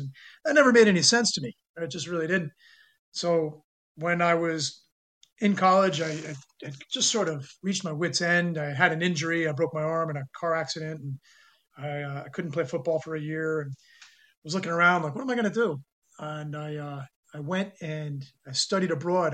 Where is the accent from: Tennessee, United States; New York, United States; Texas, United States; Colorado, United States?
New York, United States; New York City; also born or lived in San Francisco, California / northern New Jersey / Korea; I was born in San Francisco, California, but moved to New York when I was two and was raised there in the New York City area eh, in New York and then moved to northern New Jersey, about 10 minutes from Manhattan when I was 11